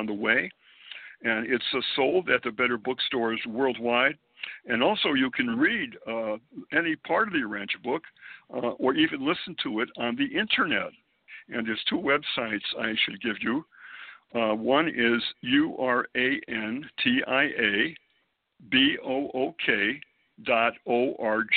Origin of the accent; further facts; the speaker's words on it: Springfield, Massachusetts, United States; moved away as an adult; also born or lived in Boston, Massachusetts; now in New York City, United States; I was born and raised in New England, Springfield, Massachusetts, to be precise.